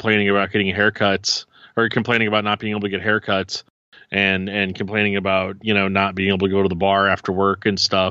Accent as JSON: {"language": "English", "town": "St. Louis", "region": "Missouri", "country": "United States", "said": "I'm from St. Louis"}